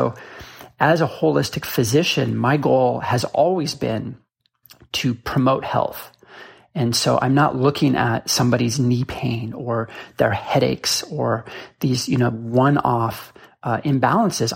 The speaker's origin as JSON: {"language": "English", "town": "Boulder", "region": "Colorado", "country": "United States", "tie": "born or raised there", "also_born_or_lived": "Seattle", "moved": "yes", "said": "I grew up in Boulder, Colorado"}